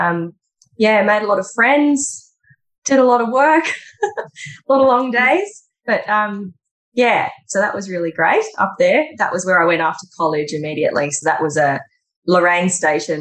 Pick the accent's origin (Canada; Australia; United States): Australia; Beechmont, Queensland; moved away; I grew up in the Gold Coast hinterland, up behind the Gold Coast